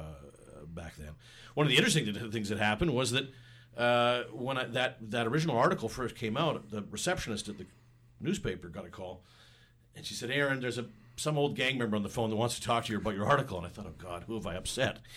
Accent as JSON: {"language": "English", "town": "Vancouver", "region": "British Columbia", "country": "Canada", "tie": "born or raised there", "said": "I'm born and raised in Vancouver"}